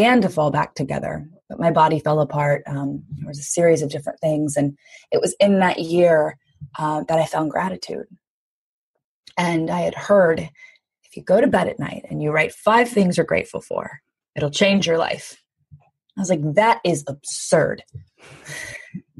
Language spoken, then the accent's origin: English; Louisiana, United States; I grew up in the South in the US, but in Louisiana